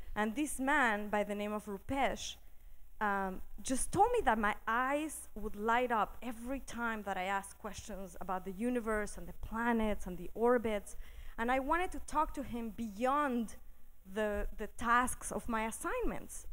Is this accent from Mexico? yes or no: yes; Mexico City, Mexico; I grew up in Mexico City in a fairly conservative community